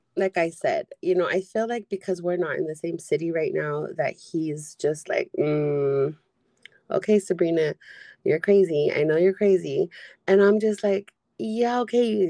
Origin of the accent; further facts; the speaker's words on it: San Diego, California, United States; I'm from San Diego.